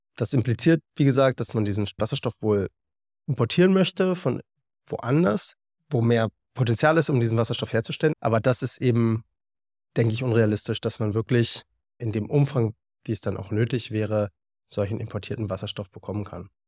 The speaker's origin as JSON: {"language": "German", "region": "Berlin", "country": "Germany", "moved": "as an adult", "said": "dann wollte ich zurück nach Berlin und in meine Heimat"}